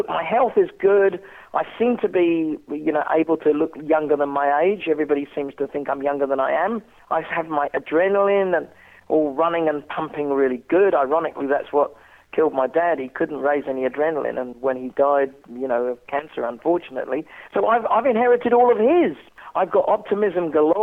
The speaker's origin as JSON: {"language": "English", "region": "England", "country": "United Kingdom", "tie": "born or raised there", "moved": "as an adult", "lives_now": "Australia", "said": "growing up in England and everybody telling you that France was the enemy"}